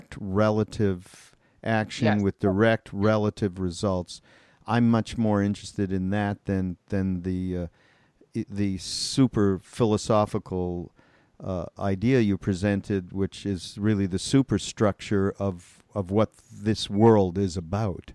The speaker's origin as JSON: {"language": "English", "country": "Canada", "moved": "yes", "lives_now": "United States", "said": "I'm from Canada."}